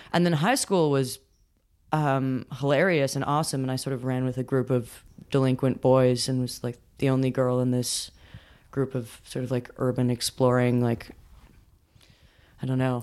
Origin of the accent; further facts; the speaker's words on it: New York, United States; growing up in New York